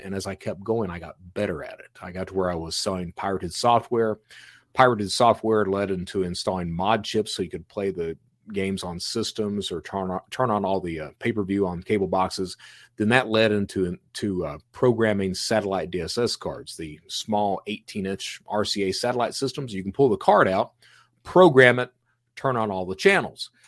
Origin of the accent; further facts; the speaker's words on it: Eastern Kentucky, United States; also born or lived in Florida; now in Alabama, United States; I'm from Eastern Kentucky